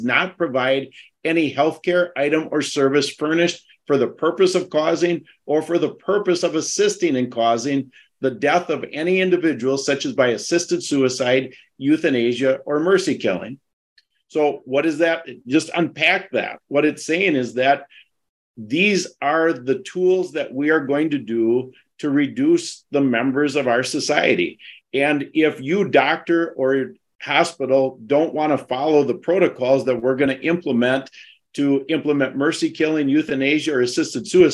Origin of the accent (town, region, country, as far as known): Wisconsin, United States